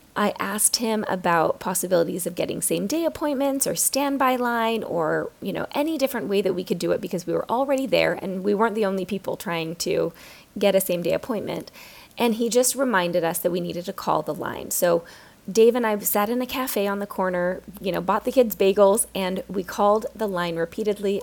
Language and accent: English; United States; being an American